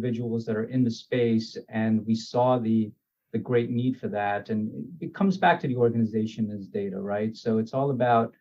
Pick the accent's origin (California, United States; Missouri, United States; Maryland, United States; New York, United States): New York, United States; also born or lived in Guyana; we came over to New York when I was about eight. And, you know, growing up in Richmond Hill, Queens, is certainly in the 90s